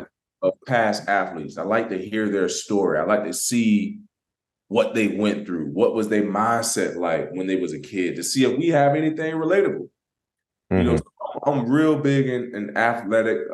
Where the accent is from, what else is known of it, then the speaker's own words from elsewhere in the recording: Florida, United States; moved away as an adult; now in Pittsburgh, United States; I'm from Florida